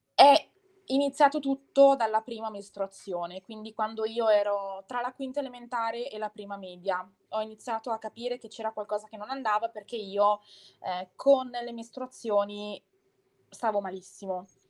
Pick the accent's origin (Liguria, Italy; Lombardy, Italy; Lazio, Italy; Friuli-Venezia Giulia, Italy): Lombardy, Italy; Bergamo; Sono di Bergamo, cioè abito in provincia di Bergamo